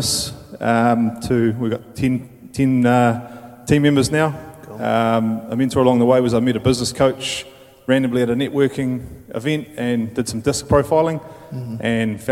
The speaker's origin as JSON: {"language": "English", "town": "Palmerston North", "region": "Manawatū-Whanganui", "country": "New Zealand", "also_born_or_lived": "Italy", "said": "I'm from Palmerston North"}